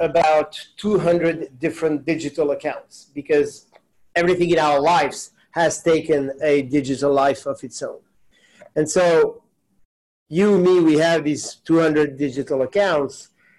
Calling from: New York City, New York, United States; I am calling in from New York. If I look outside the window, it definitely looks like New York City. So yes, that's where I am today.

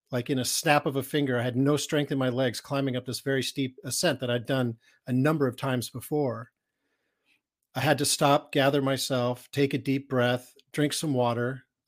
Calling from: California, United States; I'm coming from Northern California in a place called Marin County, which is right over the Golden Gate Bridge from San Francisco.

